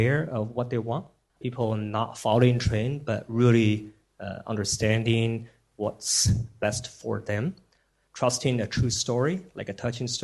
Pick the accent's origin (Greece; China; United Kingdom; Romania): China; Sichuan; moved away as an adult; also born or lived in United States; now in Shanghai, China; I was born in China, in Sichuan, until I was 22, and then I was in the U.S. for 10 years.